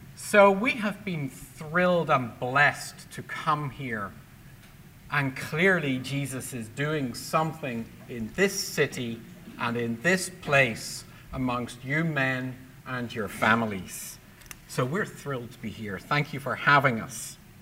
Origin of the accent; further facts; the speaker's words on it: Belfast, Northern Ireland, United Kingdom; moved away; my childhood in Belfast growing up in the Troubles